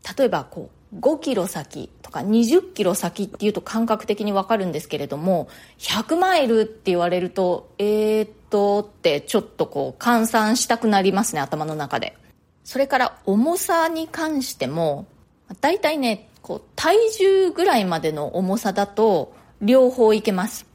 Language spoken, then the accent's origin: Japanese; Japan; moved away as an adult; now in New York, United States; 私は日本で生まれ育って、大人になってからニューヨークに移住した